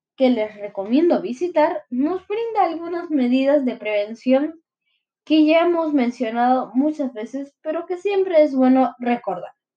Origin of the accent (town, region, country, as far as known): Peru